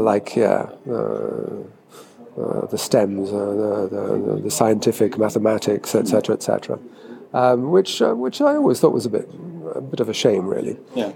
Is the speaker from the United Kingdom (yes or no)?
yes; England, United Kingdom; I always lived in England